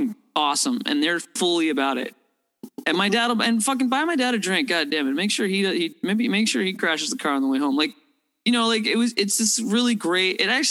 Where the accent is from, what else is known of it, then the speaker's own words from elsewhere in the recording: Toronto, Ontario, Canada; I'm a downtown kid. I grew up downtown Toronto